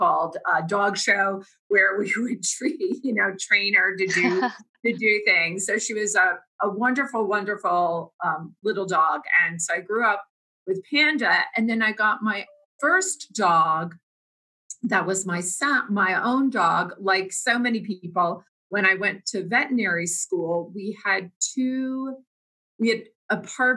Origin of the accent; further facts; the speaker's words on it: New Jersey, United States; I grew up in New Jersey